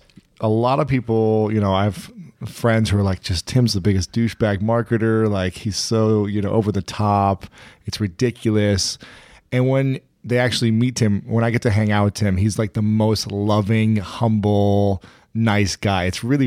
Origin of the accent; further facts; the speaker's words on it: Columbus, Ohio, United States; And he's from Columbus, Ohio.